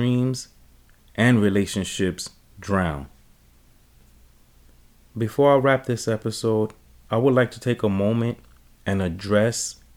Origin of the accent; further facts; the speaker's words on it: New York City, New York, United States; I'm from the Bronx